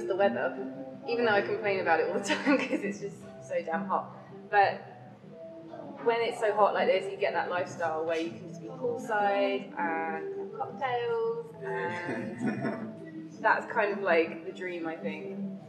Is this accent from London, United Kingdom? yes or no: yes; London, United Kingdom; now in Siem Reap, Cambodia; I'm from London, and I moved here last July, so maybe 9 months now I've been in Siem Reap.